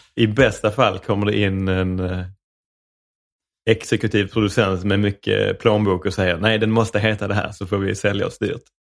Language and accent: Swedish; Rydsgård, Skåne, Sweden; accent: Skånska; jag är uppvuxen, eh, någonstans på vischan mellan Malmö och Ystad, som heter Rydsgård.